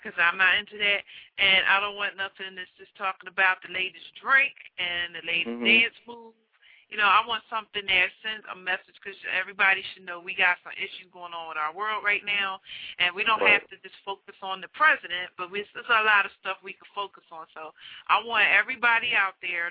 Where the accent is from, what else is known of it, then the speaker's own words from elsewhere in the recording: Philadelphia, Pennsylvania, United States; It's my hometown